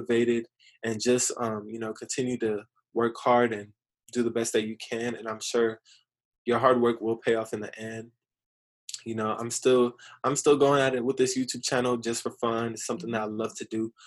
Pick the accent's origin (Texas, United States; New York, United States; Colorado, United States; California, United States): California, United States; Riverside; growing up in Riverside